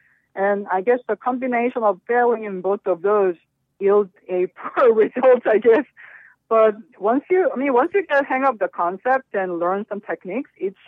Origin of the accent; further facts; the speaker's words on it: South Korea; moved away as an adult; now in United States; I was born and raised in Korea, and I came here in my 20s.